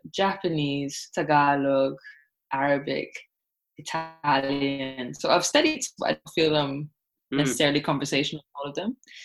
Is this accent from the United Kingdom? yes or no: no; Barbados; first language Thai; English is a second language; also born or lived in Bangkok, Thailand; I was born in Bangkok, so I spoke Thai first, but then I forgot it because we moved to Barbados, which is where I guess I learned English.